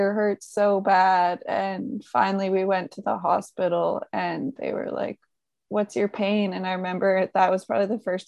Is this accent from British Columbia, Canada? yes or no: yes; Creston, British Columbia, Canada; my hometown of Creston, BC